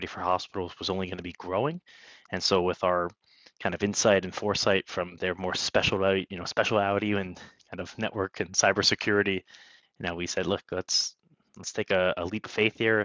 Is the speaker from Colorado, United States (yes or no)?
no; Bethlehem, Pennsylvania, United States; now in New York City, United States; I grew up in, anyone knows Bethlehem, Pennsylvania, I'll shout out there for it, but not too far away from where I am here in the New York City, in kind of Lehigh Valley area of Pennsylvania